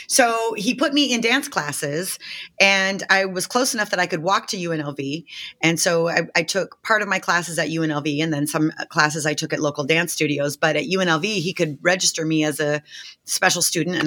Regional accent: Las Vegas, Nevada, United States; I grew up in Las Vegas. I'm born and raised in Las Vegas

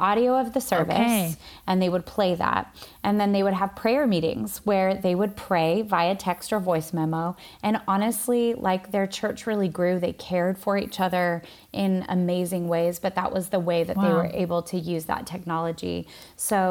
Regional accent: Washington, United States; moved away as an adult; also born or lived in Sydney, Australia; now in Brooklyn, New York, United States; I was born and raised in Washington State and moved to Sydney when I was 22

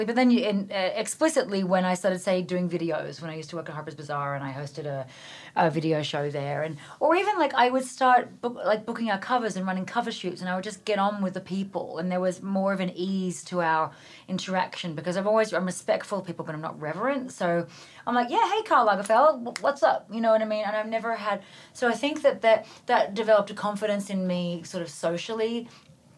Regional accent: Australia; moved away as an adult; now in New York City, United States; I am a farm girl. I grew up in Australia. My dad was a dairy farmer

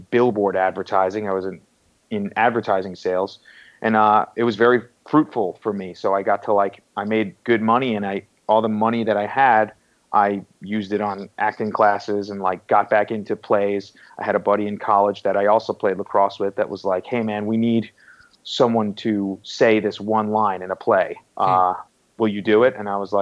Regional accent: Farmingdale, New York, United States; also born or lived in Oneonta, New York; I grew up in Farmingdale, New York, eastern end of Nassau County in Long Island

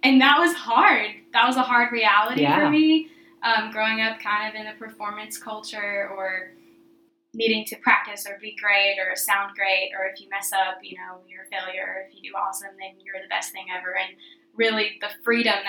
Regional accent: outside of Nashville, Tennessee, United States; I grew up a little outside of Nashville

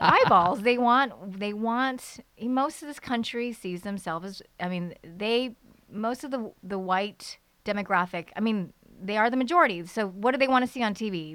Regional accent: United States; growing up in America as a kid

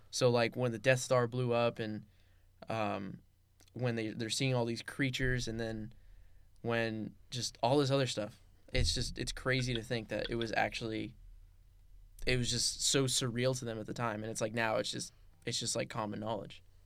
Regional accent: Los Angeles, California, United States; moved away as an adult; now in Camarillo, United States; I was born and raised in the San Fernando Valley

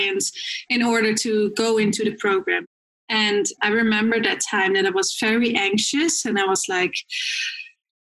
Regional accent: Netherlands; moved away as an adult; now in Vancouver, Canada; I am originally from the Netherlands. I came here 5 years ago with 2 suitcases in my hand

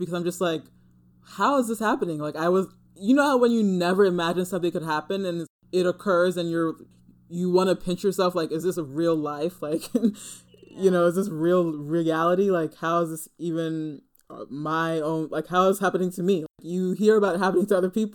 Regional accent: New Jersey, United States; born or raised there; also born or lived in Manhattan, New York

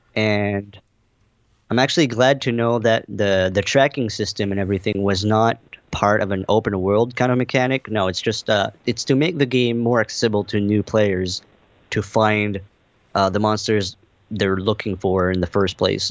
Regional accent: Canada; as a Canadian

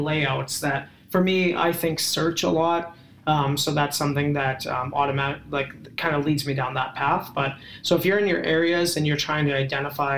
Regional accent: Canada; I'm a Canadian

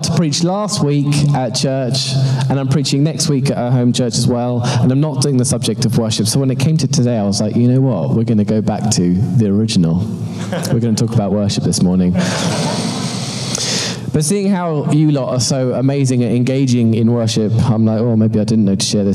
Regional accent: London, United Kingdom; moved away as an adult; now in Toronto, Canada; As you can tell from my accent, I'm not actually from Toronto. I am, in fact, from London, UK

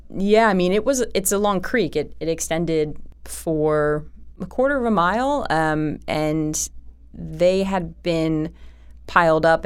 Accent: Philadelphia, Pennsylvania, United States; accent: Philly; I was from Philly, I had a Philly accent.

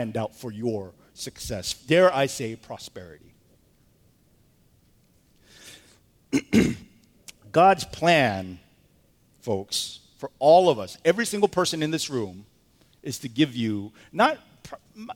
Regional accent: United States; we're American

